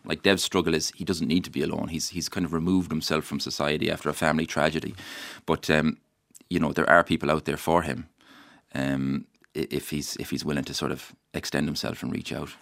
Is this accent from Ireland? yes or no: yes; Mayo, Connacht, Ireland; the place I love where I'm from. Uh, I love my home, I love my hometown, I, I love my, my county